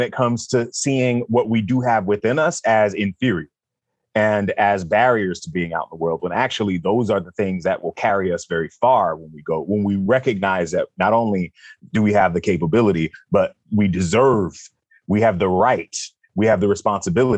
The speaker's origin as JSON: {"language": "English", "town": "Jacksonville", "region": "Florida", "country": "United States", "tie": "born or raised there", "moved": "yes", "said": "I'm from Jacksonville, so 2 hours away from Tallahassee, which means I'm Southern. I was raised in a community of like-hearted individuals"}